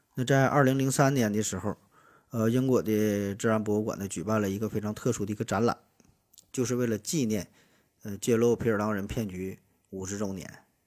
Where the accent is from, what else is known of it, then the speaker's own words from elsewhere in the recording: China; 咱作为中国人